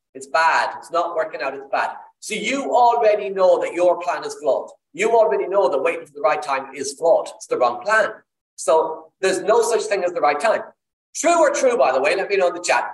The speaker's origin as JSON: {"language": "English", "country": "Ireland", "accent": "Irish", "said": "I'm Irish, as you can tell by the accent"}